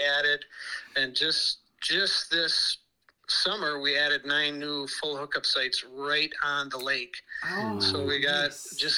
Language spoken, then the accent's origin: English; St. Paul, Minnesota, United States; now in Hendricks, United States; I grew up in St. Paul. I graduated from St. Paul Johnson High School in 1985